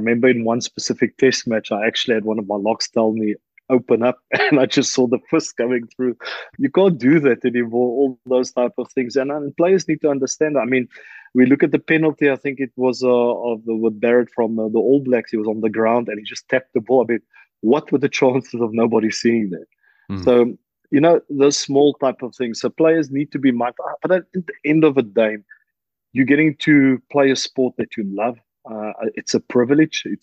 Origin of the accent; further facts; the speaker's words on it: South Africa; moved away as an adult; now in La Rochelle, France; Me living in France for now 12 years, I felt them being a South African